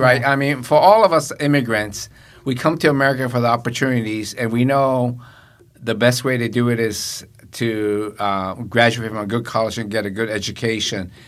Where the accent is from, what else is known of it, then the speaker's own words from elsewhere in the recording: Tokyo, Japan; now in United States; I was born and raised in Japan